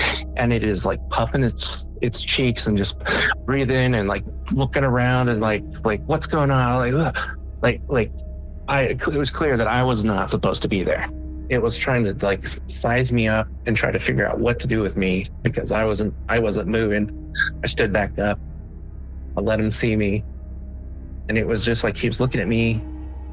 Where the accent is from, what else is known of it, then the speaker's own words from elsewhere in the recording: Matanuska Valley, Alaska, United States; moved away; I grew up in Alaska